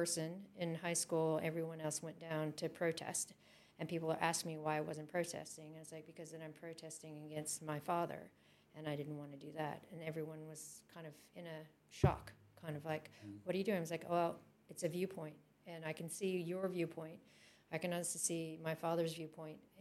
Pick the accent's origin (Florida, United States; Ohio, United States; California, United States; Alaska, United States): California, United States; moved away; I came from California